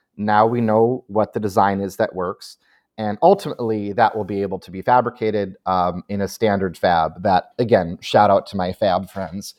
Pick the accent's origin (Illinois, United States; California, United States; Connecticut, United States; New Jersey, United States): Illinois, United States; Chicago; moved away; I'm from Chicago originally